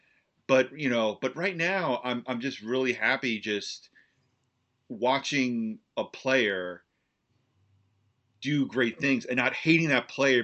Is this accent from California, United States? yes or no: no; New Jersey, United States; moved away as an adult; Yeah, you know, I've been in Central New York for a little over 5 years now, and close to six. But I grew up in Central New Jersey. Spent probably the first 35 years of my life in and around that area.